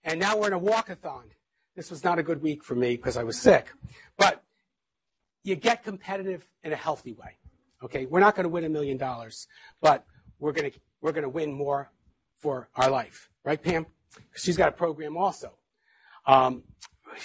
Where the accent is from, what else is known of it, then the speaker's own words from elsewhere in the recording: Mount Vernon, New York, United States; I grew up in Mount Vernon, New York